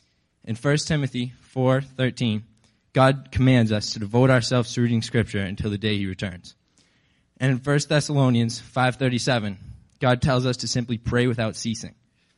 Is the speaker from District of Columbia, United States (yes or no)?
no; Sterling, Massachusetts, United States; I'm in fact a northern teenager from Sterling, Massachusetts, and I clearly do not speak in the Southern dialect.